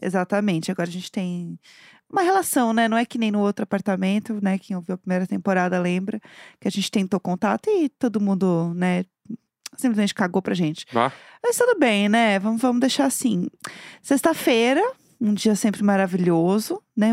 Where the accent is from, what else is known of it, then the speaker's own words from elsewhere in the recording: São Paulo, Brazil; eu no caso sou de São Paulo